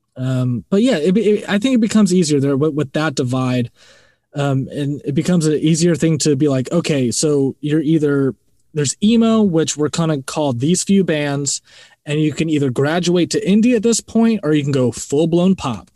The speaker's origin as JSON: {"language": "English", "region": "Florida", "country": "United States", "said": "I'm from Florida"}